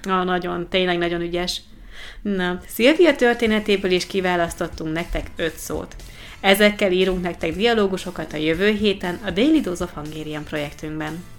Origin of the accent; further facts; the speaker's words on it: Italy; first language Italian; Hungarian is a second language; az első csoportomban csak olaszok voltunk